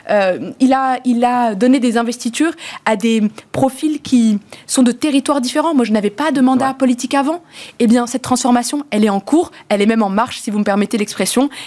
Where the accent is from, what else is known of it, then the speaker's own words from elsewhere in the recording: Morocco; deux parents sont nés au Maroc et, j'ai grandi, moi je suis née dans le et mais j'ai grandi en plus au Maroc, donc avec cette double culture que notre pays voit comme une richesse.